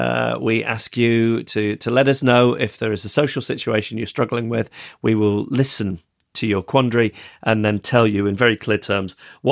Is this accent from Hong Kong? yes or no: no; Manchester area, North West England, United Kingdom; I am from the Manchester area.